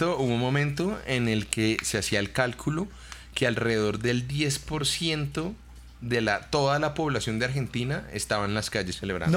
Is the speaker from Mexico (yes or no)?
no; Colombia; una población como la colombiana que tenemos gran parte de nuestra población en muchos sectores de Colombia